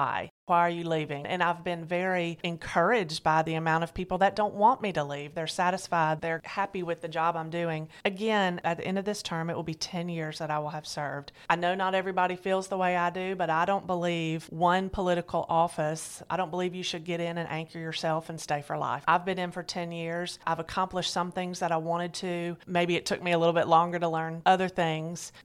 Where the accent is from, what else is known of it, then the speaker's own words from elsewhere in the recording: Alabama, United States; moved away as an adult; also born or lived in Hawaii / East Coast; I was born and raised in Alabama, and I'm glad to be back here.